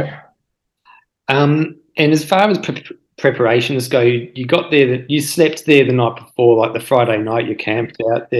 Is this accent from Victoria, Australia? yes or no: yes; Victoria, Australia; I'm from Victoria